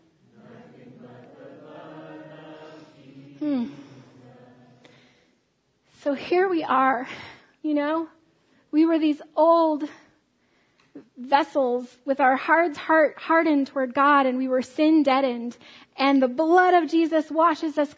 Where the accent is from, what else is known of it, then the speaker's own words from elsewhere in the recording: United States; I'm an American